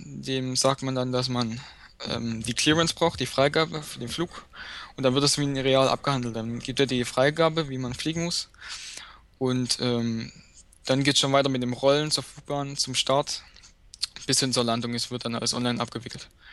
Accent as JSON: {"language": "German", "town": "Dresden", "region": "Saxony", "country": "Germany", "said": "ich komme aus Dresden"}